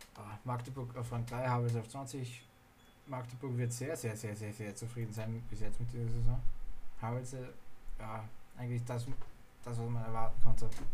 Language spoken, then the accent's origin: German; Austria; Ich bin ja aus Österreich